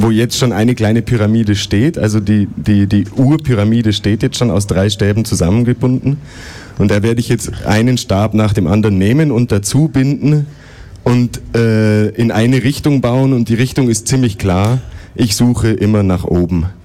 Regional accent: Germany; now in Switzerland; ursprünglich aus Deutschland, aber ich bin da jetzt schon 20 Jahre weg.

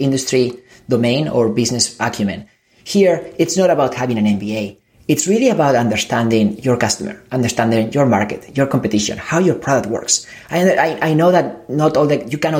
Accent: Spain; English is a second language; moved away; I come from Spain. I'm an immigrant.

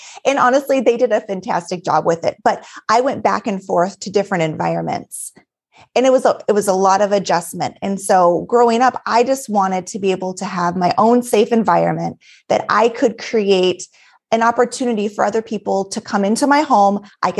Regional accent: Alaska, United States; also born or lived in Colorado / Texas; now in Minnesota, United States; so originally I'm from Alaska, born and raised in a small town in Alaska, and left, went to Colorado, came back to Alaska, Texas, now in Minnesota

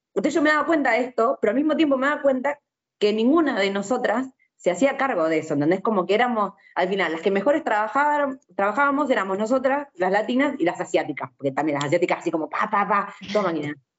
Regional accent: Argentina; nosotros lo que nos pasa en Argentina es eso, que somos una mezcla

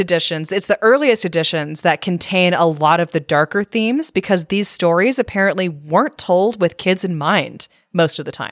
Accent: Northern California, United States; growing up in Northern California

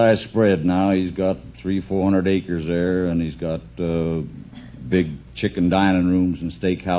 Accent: Arizona, United States; moved away as an adult; Arizona Territory.

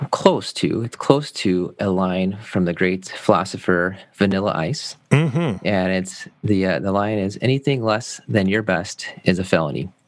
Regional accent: Germany; also born or lived in United States; I grew up in Germany. I was this is in college back. I was uh, going to school in Maryland. My dad was part of the army, and we moved back and forth

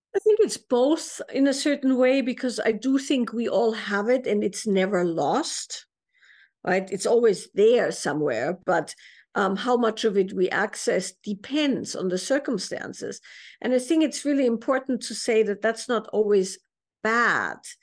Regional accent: Salzburg, Austria; I grew up in Salzburg, Austria

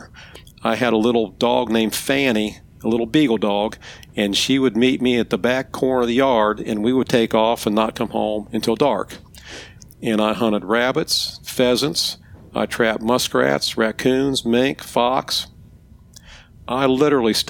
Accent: Ohio, United States; moved away as an adult; also born or lived in Piedmont, South Carolina; now in South Carolina, United States; I was born and raised in Ohio

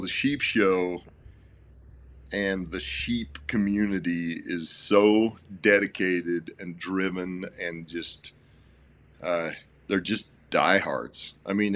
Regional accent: central Utah, United States; also born or lived in Springville, Utah; I grew up in a little town in central Utah on a ranch, on a sheep ranch, actually

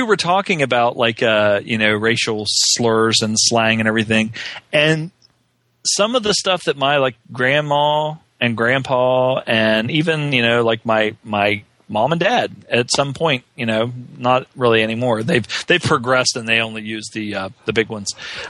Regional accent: Southern United States, United States; growing up in the South, and of course, you know, most of my family

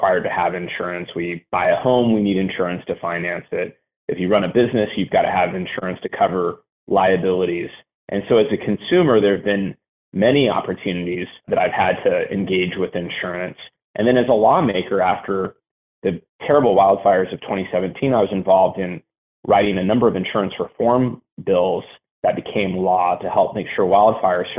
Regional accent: Los Angeles, California, United States; now in Marin County, United States; I was born in Los Angeles

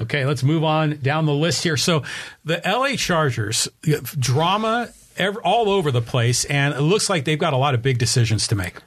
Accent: Bay Area, California, United States; moved away; when I grew up back in the Bay Area, you know, in the seventies

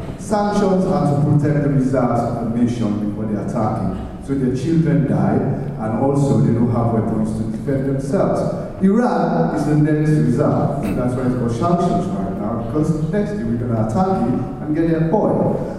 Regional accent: Sierra Leone; moved away; I'm from Sierra Leone. I grew up in Sierra Leone, one of the richest countries in West Africa

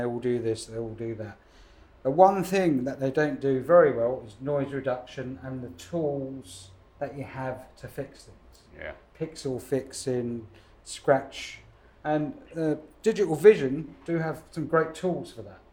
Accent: London, United Kingdom; moved away as an adult; now in Los Angeles, United States; I'm from Hackney in East London

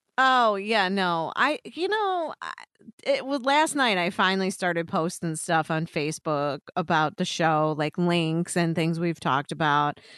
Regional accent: Illinois, United States; I'm from Illinois

